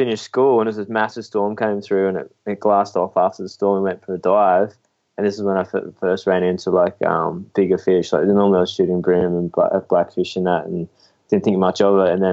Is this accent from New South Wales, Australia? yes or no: yes; Port Macquarie, New South Wales, Australia; I grew up in Port Macquarie, like a small little coastal town on the east coast in New South Wales